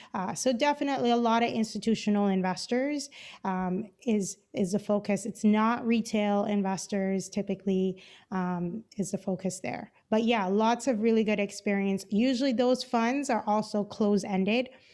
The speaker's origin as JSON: {"language": "English", "country": "Cayman Islands", "moved": "as an adult", "lives_now": "Los Angeles, United States", "said": "I'm originally from the Cayman Islands"}